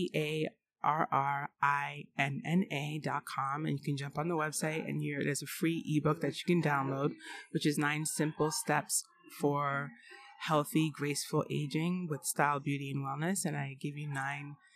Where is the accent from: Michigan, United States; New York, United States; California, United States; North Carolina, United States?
New York, United States; New York City; my parents were fashion designers in New York City, so I grew up in the Garment District